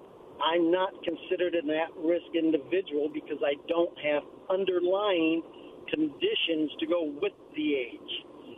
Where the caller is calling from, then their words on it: Pasco, Washington, United States; … over in Pasco.